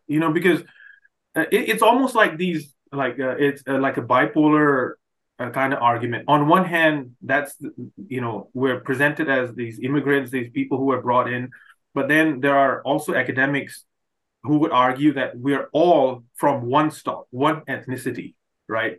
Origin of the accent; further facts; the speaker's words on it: Manipur, India; now in Canada; growing up I I could have never imagined uh, the state like my home state Manipur